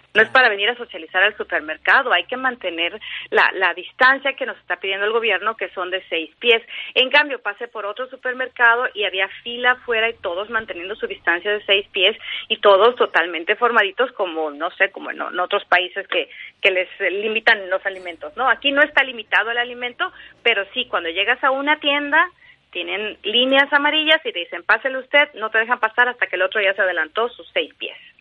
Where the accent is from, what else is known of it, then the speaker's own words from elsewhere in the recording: Mexico; moved away as an adult; now in California, United States; como periodista, como mexicana, como persona